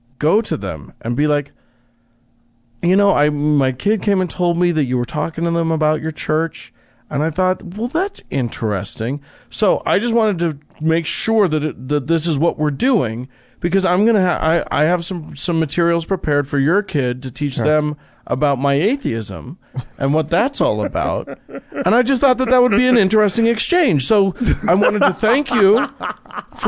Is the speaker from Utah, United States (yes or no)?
yes; Salt Lake City, Utah, United States; I grew up in Salt Lake City, Utah